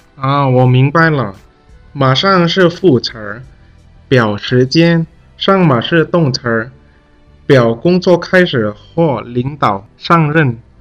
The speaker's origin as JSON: {"language": "Chinese", "country": "Indonesia", "second_language": "Chinese", "said": "来自印尼的"}